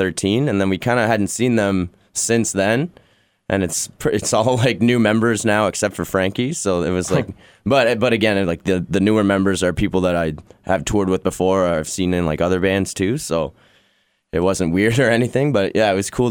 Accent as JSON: {"language": "English", "town": "Ottawa", "region": "Ontario", "country": "Canada", "said": "I've been playing there since I was like 13 years old, with like a million different bands. So it's always nostalgic to, you know, play back at like a home base."}